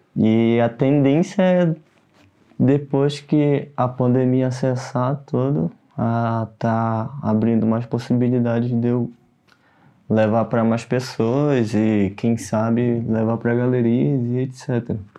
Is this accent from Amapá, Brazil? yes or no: yes; Amapá, Brazil; moved away as an adult; now in São Paulo, Brazil; eu sou do Amapá, ah, me mudei para São Paulo faz do, vai fazer três